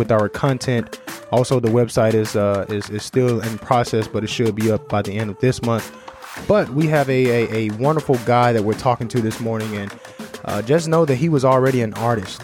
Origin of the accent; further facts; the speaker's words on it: United States; accent: American; the American accent is hindering me a little bit